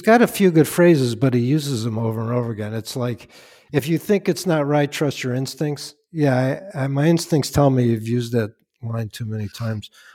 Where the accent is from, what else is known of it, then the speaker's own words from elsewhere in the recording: Chicago, Illinois, United States; now in Westchester, United States; I'm from Chicago